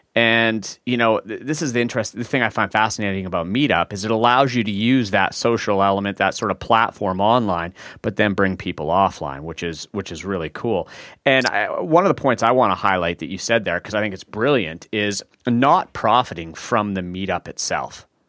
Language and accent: English; Vancouver, British Columbia, Canada; we're both from Vancouver